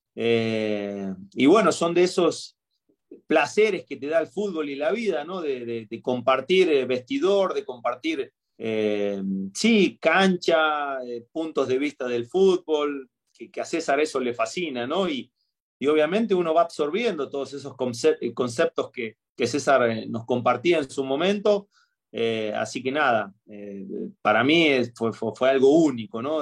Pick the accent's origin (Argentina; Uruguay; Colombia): Argentina; moved away as an adult; now in Querétaro, Mexico; si bien yo tengo raíces argentinas, me crié y todo